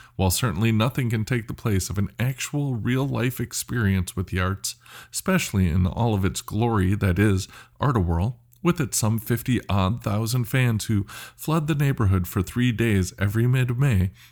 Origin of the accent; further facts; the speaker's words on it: Minneapolis, Minnesota, United States; I was born and raised in Northeast, and it was uh, it was rough